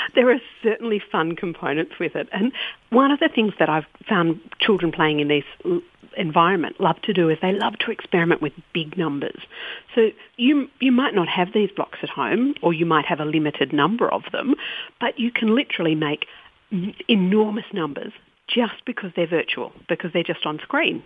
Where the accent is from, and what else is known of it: Australia